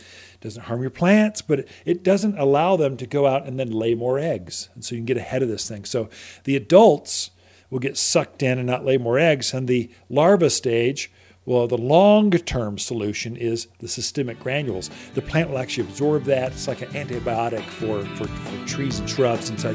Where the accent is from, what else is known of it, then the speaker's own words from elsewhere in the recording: Prescott, Arizona, United States; We're all from Prescott, Arizona